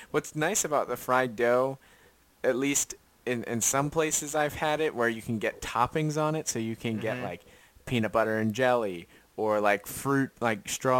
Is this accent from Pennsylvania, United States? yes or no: yes; Lancaster County, Pennsylvania, United States; I am from Lancaster County.